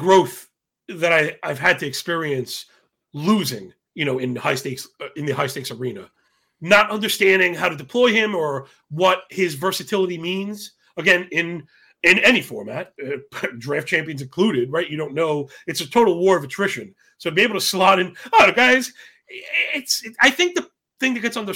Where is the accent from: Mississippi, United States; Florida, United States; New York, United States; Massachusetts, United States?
New York, United States; I'm from New York